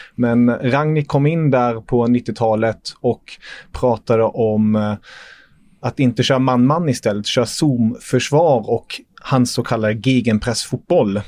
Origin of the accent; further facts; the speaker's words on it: Germany; moved away; som tyskar